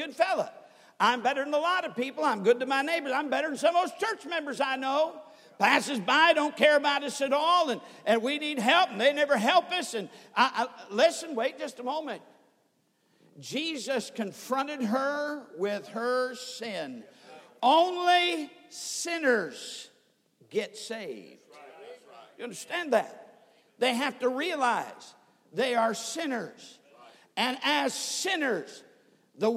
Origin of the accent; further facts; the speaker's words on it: Sturgis, Michigan, United States; I was brought up in Sturgis, Michigan